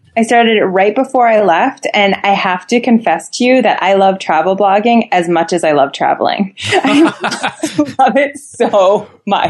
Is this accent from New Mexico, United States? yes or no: no; Boston, Massachusetts, United States; I was born in Boston and it's in my soul.